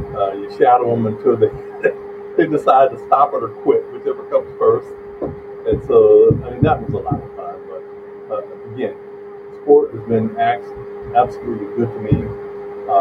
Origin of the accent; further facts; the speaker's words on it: Danville, Virginia, United States; now in Michigan, United States; I grew up in the Chatham-Danville area, which is not that far from the North Carolina border